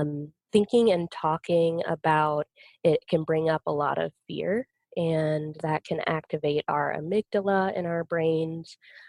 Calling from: Salt Lake City, Utah, United States; I'm currently in Salt Lake City, just so you know where I'm located.

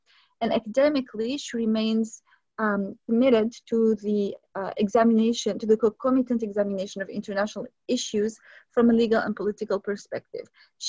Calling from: Vancouver, British Columbia, Canada; Hi, everyone, and I'm …, the co-host of African Jeopardy, and I'm recording from Sunshine, Vancouver in BC, Canada.

